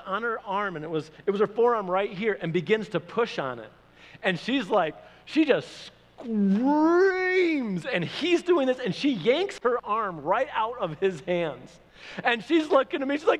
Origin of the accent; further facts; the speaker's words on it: Michigan, United States; moved away as an adult; also born or lived in Oklahoma; I'm from Michigan